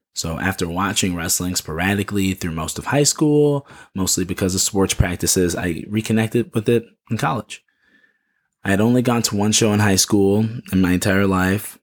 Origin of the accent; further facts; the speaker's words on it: Chicago, Illinois, United States; Chicago, which is my hometown